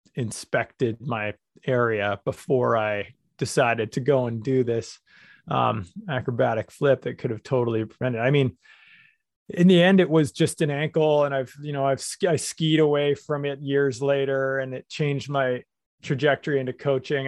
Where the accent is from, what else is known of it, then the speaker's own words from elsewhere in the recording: Canada; I'm from Canada